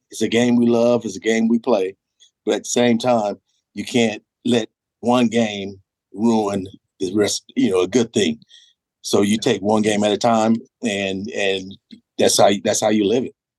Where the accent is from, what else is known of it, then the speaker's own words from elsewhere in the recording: California, United States; moved away; I'm from California